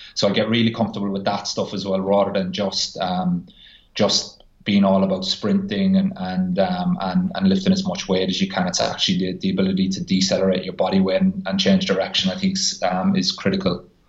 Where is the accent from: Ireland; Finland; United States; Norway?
Ireland; moved away; I'm Irish